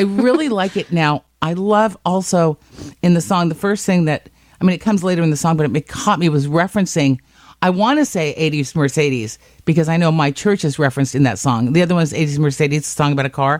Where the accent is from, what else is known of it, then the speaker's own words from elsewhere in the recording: Scotland, United Kingdom; I'm Scottish